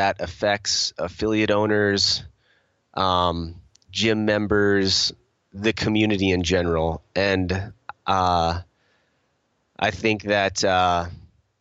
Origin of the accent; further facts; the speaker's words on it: United States; I'm American